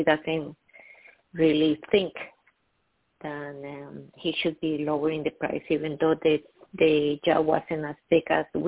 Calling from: New York, United States; calling from New York

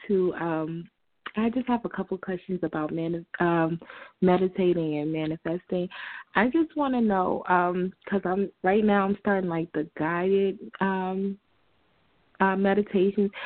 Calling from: Virginia, United States; I'm calling from Virginia.

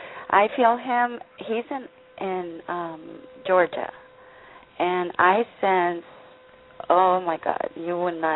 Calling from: Tijuana, Baja California, Mexico; I'm calling from Tijuana.

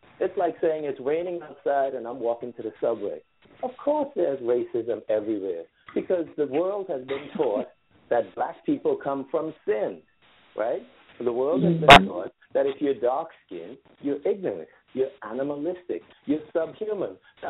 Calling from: New York City, New York, United States; Hey, I'm calling from New York City. How are you all?

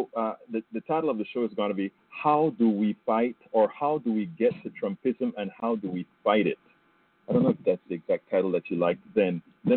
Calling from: Marble Falls, Texas, United States; I'm calling here from Texas. We have the beautiful, I think it's Lake Johnson here in Marble Falls.

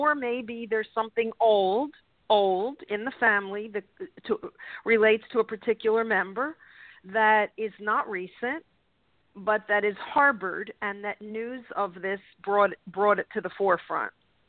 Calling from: California, United States; This is … from California.

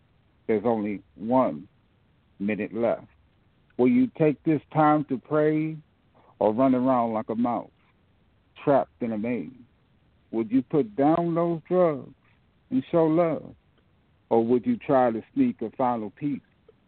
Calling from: Fort Washington, Maryland, United States; I'm from Fort Washington. I live in Fort Washington, Maryland.

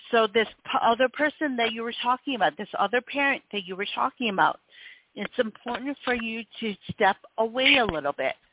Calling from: North Carolina, United States; I'm actually calling from uh, North Carolina.

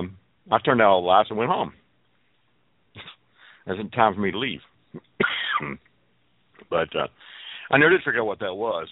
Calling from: Fort Worth, Texas, United States; I'm calling from Fort Worth, Texas.

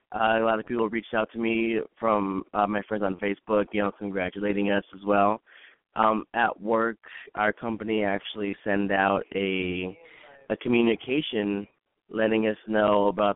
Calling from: Rancho Cucamonga, California, United States; Rancho Cucamonga.

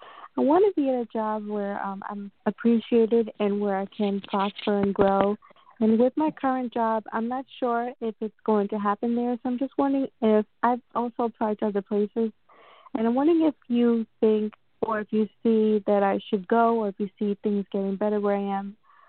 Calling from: New York, United States; I'm calling in from New York.

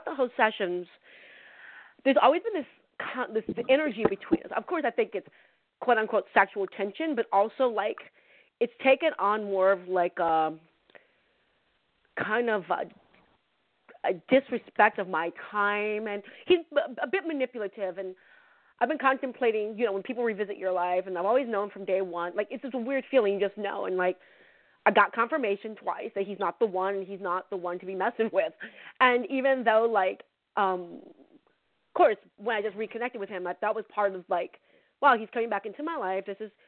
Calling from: California, United States; from California.

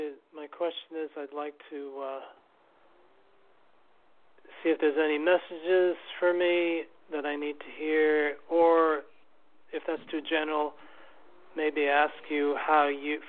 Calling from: New York City, New York, United States; New York

